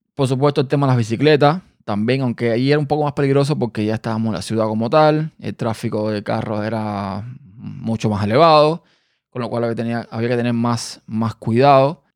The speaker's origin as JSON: {"language": "Spanish", "region": "Havana", "country": "Cuba", "tie": "born or raised there", "also_born_or_lived": "Pinar del Río, Cuba", "said": "yo vivía en el campo, que fue donde yo nací, en una provincia llamada Pinas de Río. Pero yo no viví toda mi vida en ese lugar. Yo después me mudé para La Habana"}